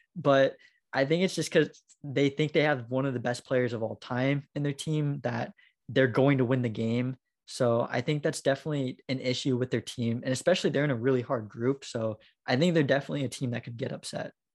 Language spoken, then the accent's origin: English; United States; being American